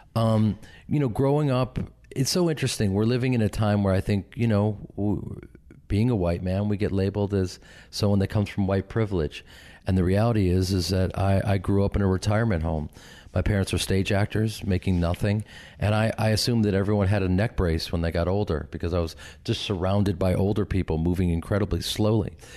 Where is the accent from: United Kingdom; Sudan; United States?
United States; Chicago, Illinois; moved away; I grew up with them in Chicago and started a theater company with them